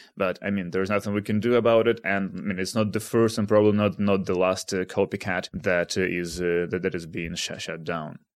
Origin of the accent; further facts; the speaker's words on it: Kharkiv, Kharkiv Oblast, Ukraine; now in Amsterdam, Netherlands; I'm in my hometown of Kharkiv